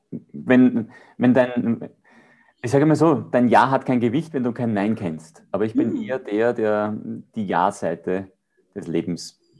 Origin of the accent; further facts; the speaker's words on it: Austria; ich würde gern beides sagen, ja, weil als Österreicher ist prädestiniert Berge